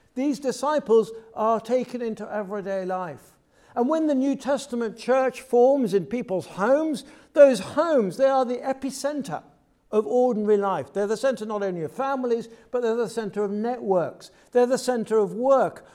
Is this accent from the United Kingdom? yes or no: yes; United Kingdom; I'm from the U K, as you can tell by my accent straight away